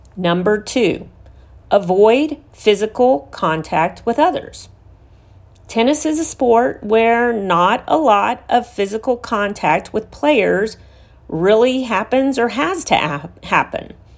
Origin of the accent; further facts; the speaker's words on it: Houston, Texas, United States; here in my hometown of Houston, Texas